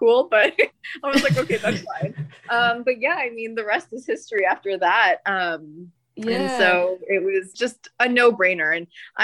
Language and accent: English; New Jersey, United States; I am born and raised in New Jersey. I have never lived anywhere except New Jersey